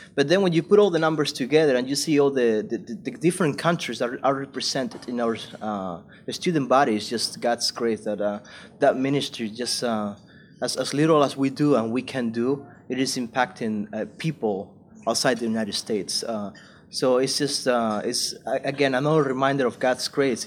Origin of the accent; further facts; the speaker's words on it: Spain; moved away as an adult; also born or lived in South Carolina, United States / California, United States; I went back to Spain and I went to do full time ministry. I was a preacher, so I was just preaching at my home church and other churches in my hometown